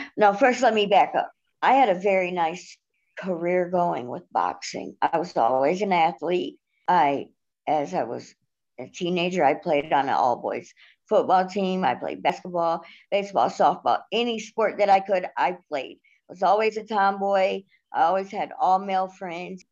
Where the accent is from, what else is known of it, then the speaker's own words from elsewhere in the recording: Cleveland, Ohio, United States; I am 38 years old and I'm from Cleveland, Ohio